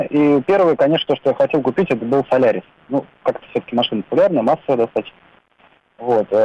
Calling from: Moscow, Russia; Здравствуйте, я из Москвы.

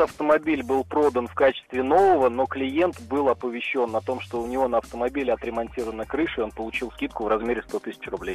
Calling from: Saransk, Mordovia, Russia; Я звоню из Республики Мордовия, город Саранск

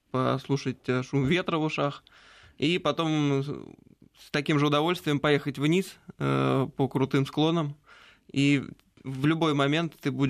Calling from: Moscow, Russia; А, я из Москвы.

